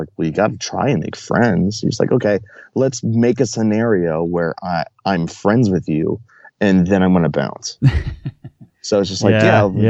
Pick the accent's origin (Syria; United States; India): United States; Baltimore, Maryland; born there; also born or lived in Dover / St. Paul, Minnesota / Fredericksburg, Virginia / Chesapeake, Virginia; I was born in Baltimore. And then we moved to Dover, and then to St. Paul, Minneapolis, and then